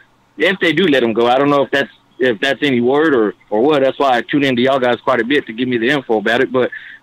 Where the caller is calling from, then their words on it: New Mexico, United States; From New Mexico, man.